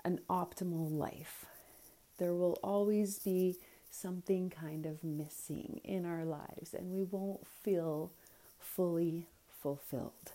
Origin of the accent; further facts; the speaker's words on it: Alberta, Canada; now in Edson, Canada; I'm born and raised in Alberta, Canada